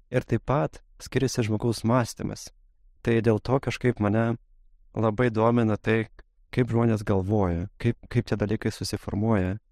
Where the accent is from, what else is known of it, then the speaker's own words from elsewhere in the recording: Moscow, Russia; Nes a, gimiau Rusijoje, augau Rusijoje ir mano šeima labai daug kritikavo a, esamą aplinką, labai nepatiko Maskvai gyventi, labai kritikavo ir režimą, ir taip toliau.